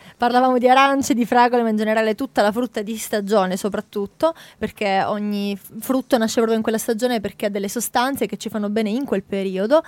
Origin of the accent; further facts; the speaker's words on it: Italy; come italiani